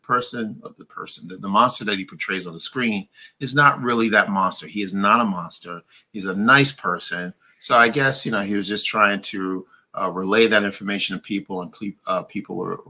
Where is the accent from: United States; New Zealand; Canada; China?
United States; New York City, New York; I grew up in Brooklyn